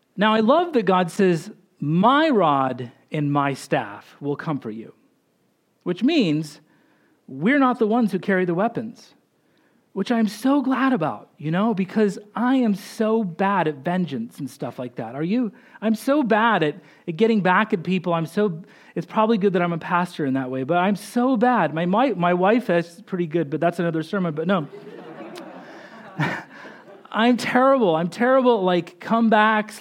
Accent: Boise, Idaho, United States; we grew up in Boise, Idaho

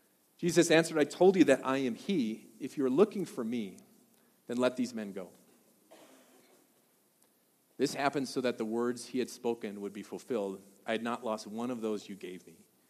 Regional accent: Colorado, United States; It says, "Education is important, but skiing is importanter." Right? So that made sense, right? We're from Colorado.

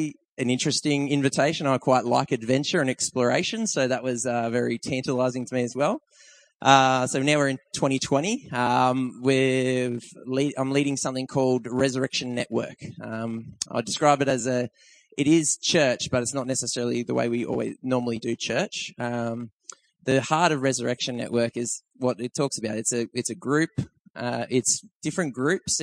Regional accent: Tweed Heads, New South Wales, Australia; moved away as an adult; now in Blaxland, Australia; that's where I'm from. That's my hometown up that end of the coast

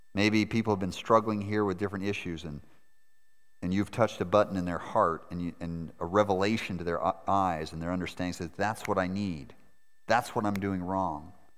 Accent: Maine, United States; moved away; also born or lived in Montana / Moscow; I was born in Montana, grew up in Maine, and married a girl from Moscow where I lived for seven winters.

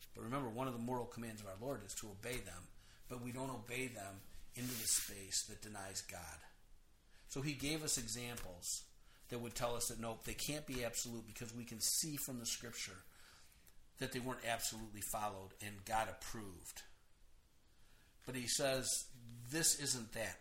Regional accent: United States; I'm an American.

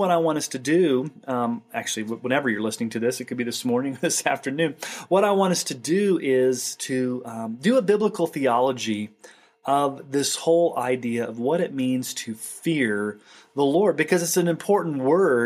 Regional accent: Texas, United States; When I was a kid and I was growing up in Texas

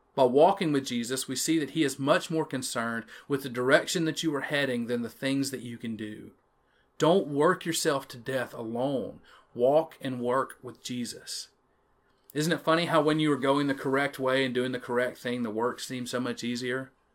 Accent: Chatham, Louisiana, United States; accent: Jackson Parish pronunciation; I'm from Chatham, Louisiana, a little one stoplight town in the middle of nowhere

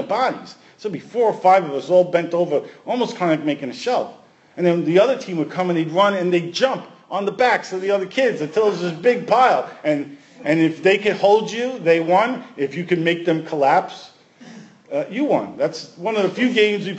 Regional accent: New York City, New York, United States; We played all street sports growing up in Brooklyn

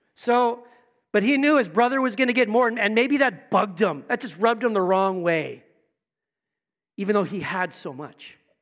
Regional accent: Manitoba, Canada; also born or lived in Niverville, Manitoba; We started in Manitoba, lived in Niverville. I, my, all my family's from Manitoba

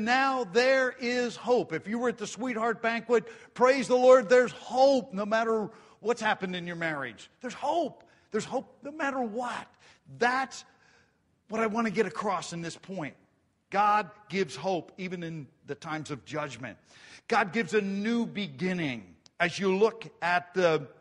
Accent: Grantville, Pennsylvania, United States; when I was a farm kid and we grew up in Grantville, we didn't have a lot

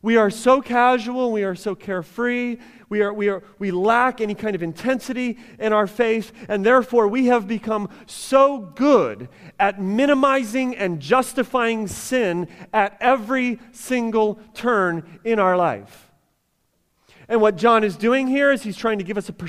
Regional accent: United States; as American Christians

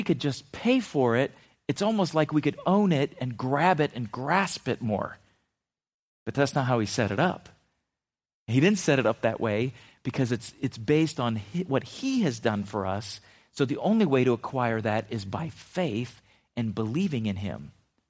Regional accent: Philippines; as a kid growing up in the Philippines, when we first moved there, we lived off the base in a military compound.

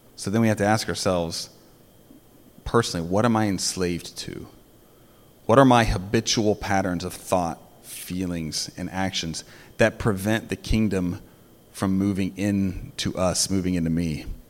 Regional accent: United States; American Christians

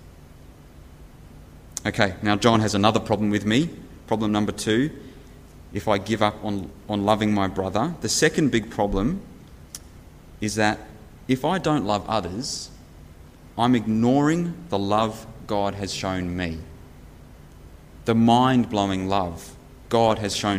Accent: New Zealand; I was born in New Zealand 31 years ago

